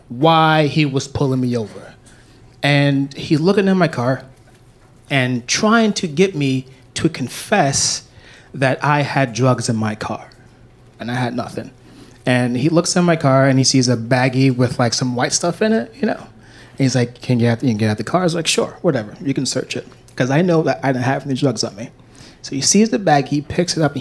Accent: New York City, New York, United States; I grew up in New York City

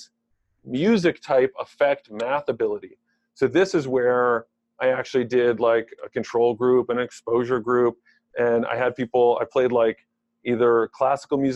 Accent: Maryland, United States; also born or lived in State College, Pennsylvania / Silver Spring, Maryland / Gaithersburg, Maryland; We quickly moved to Maryland, grew up in Silver Spring up until third grade, and then moved to Gaithersburg, Maryland in fourth grade

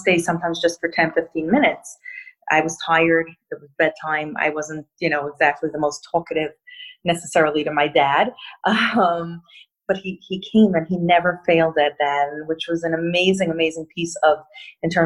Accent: Monsey, New York, United States; now in Brooklyn, United States; I grew up in Muncie about 30-odd years ago when it was quite a small town

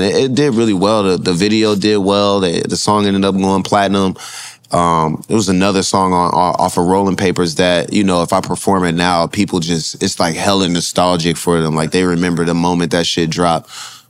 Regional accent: North Dakota, United States; born there; also born or lived in Japan; My parents definitely in the military. I was born in North Dakota. I lived in Japan.

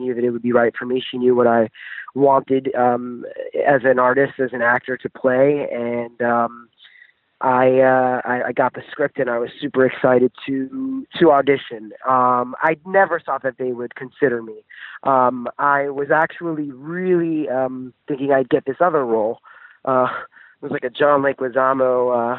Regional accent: New York City, New York, United States; moved away as an adult; now in Los Angeles, United States; I'm a New Yorkian actor from the South Bronx, born and raised there

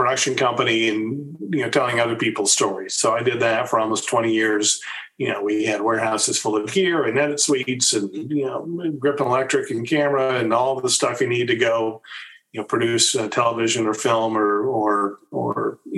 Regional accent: Lawrence, Kansas, United States; moved away as an adult; also born or lived in Los Angeles, California / Virginia; My dad, in addition to being a clarinetist, taught music at the University of Kansas

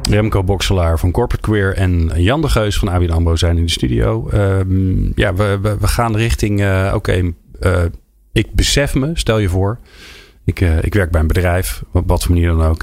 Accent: Netherlands; we Nederlanders

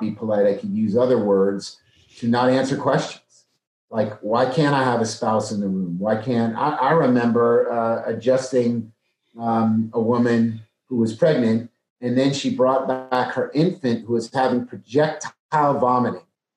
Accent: New Jersey, United States; also born or lived in Maryland; now in Dallas, United States; I'm from New Jersey

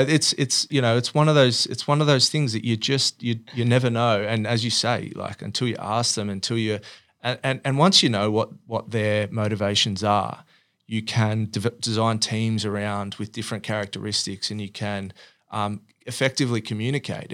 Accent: Sydney, New South Wales, Australia; grew up in Oatley, which is sort of if you think about you know Peakhurst, kind of just around the southern towards the Sutherland Shire area

